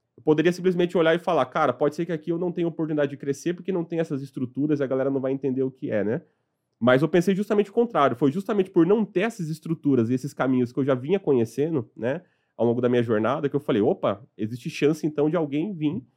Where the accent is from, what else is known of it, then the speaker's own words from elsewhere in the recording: Sorocaba, São Paulo, Brazil; also born or lived in Piauí; Quando meu pai me importou de volta para São Paulo, eu fui morar com eles em, em Sorocaba